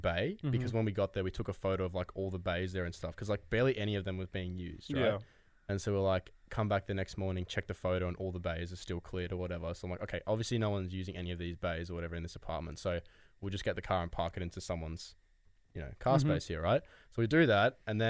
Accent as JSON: {"language": "English", "town": "Melbourne", "region": "Victoria", "country": "Australia", "said": "We're from Melbourne"}